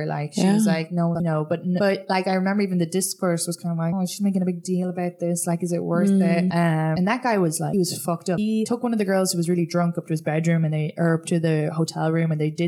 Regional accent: Ireland; moved away as an adult; now in United States; growing up in Ireland

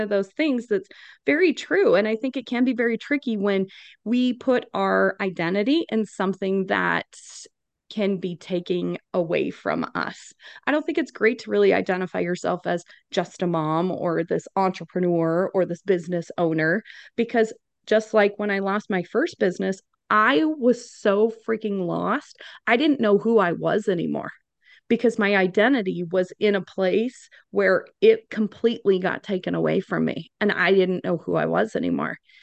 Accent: Wyoming, United States; moved away as an adult; now in Phoenix, United States; I am originally from Wyoming. So naturally grew up with a bunch of boys

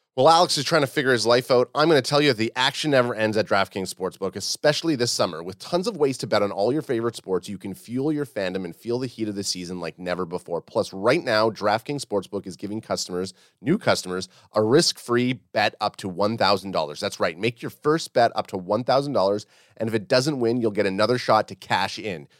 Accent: Canada; we're Canadian

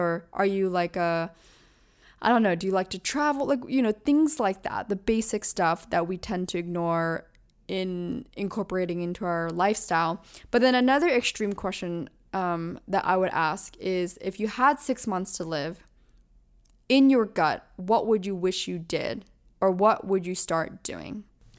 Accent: East Coast, United States; I grew up on the East Coast, so I visited New York many times, but it's a whole different level when you're living here.

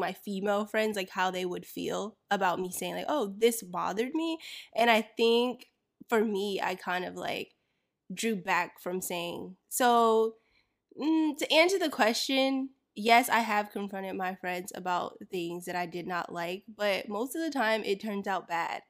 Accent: Florida, United States; I grew up in Florida

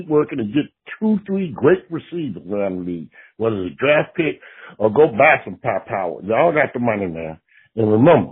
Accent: Richmond, Virginia, United States; I'm from Richmond, Virginia

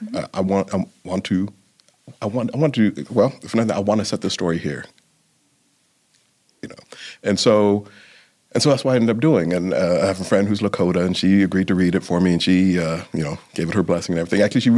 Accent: London, United Kingdom; born there; because of my background, coming from being born in London, my mother being Jamaican, and raised in a predominantly white culture in a lot of ways

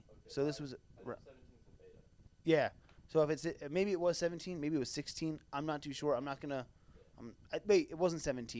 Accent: East Coast, United States; moved away; I'm from the East Coast originally

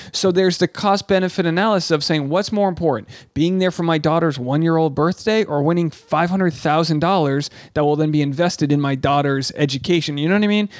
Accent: Rhode Island, United States; I'm from Rhode Island. I'm a New Englander.

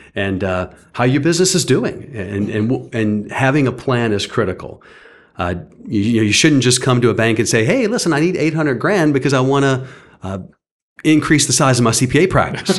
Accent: St. Bernard Parish, Louisiana, United States; moved away as an adult; now in Lafayette, United States; I grew up in Saint Bernard Parish

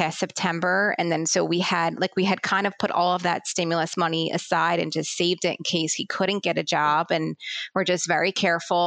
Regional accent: Philadelphia, Pennsylvania, United States; I grew up in Philadelphia, but moved to the suburbs about 10 years ago

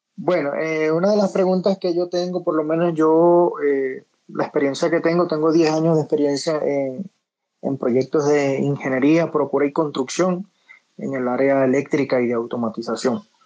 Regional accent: Venezuela; moved away as an adult; now in Medellín, Colombia; yo soy de Venezuela, pero me vine a Medellín

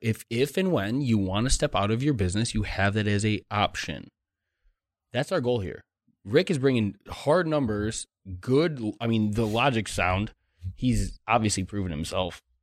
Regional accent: Chicago, Illinois, United States; moved away; I'm from Chicago.

